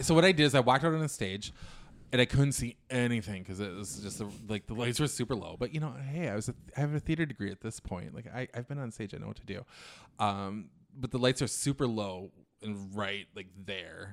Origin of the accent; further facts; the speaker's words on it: Little Falls, Minnesota, United States; moved away as an adult; also born or lived in New York; I'm from Minnesota